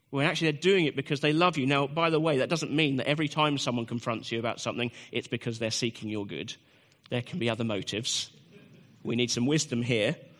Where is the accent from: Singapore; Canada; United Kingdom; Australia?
United Kingdom; I'm a British man